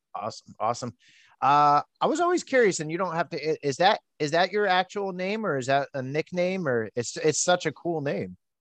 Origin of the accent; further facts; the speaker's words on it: East Coast, United States; I'm an East Coast guy, born and raised.